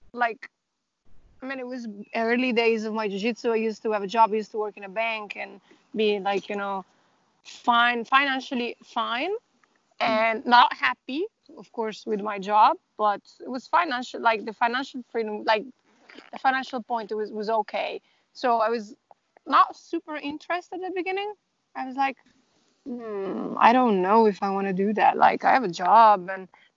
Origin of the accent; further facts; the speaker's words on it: Italy; moved away as an adult; now in Dublin, Ireland; I'm originally from Italy, but I've been living in Ireland for like the past a little bit more than eight years.